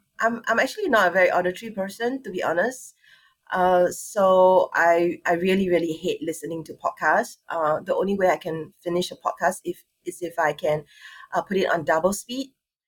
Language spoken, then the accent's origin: English; Singapore; I'm from Singapore. I'm born and bred Singaporean, Chinese.